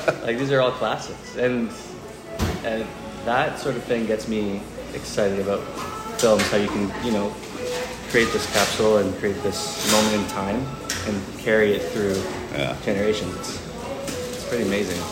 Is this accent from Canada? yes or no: yes; Canada; being Canadian